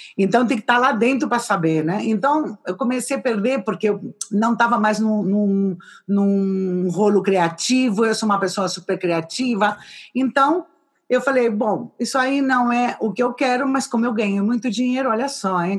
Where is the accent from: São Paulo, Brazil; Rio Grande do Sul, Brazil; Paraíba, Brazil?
São Paulo, Brazil; also born or lived in Madrid, Spain / Valladolid, Spain; now in Gijón, Spain; eu nasci em São Paulo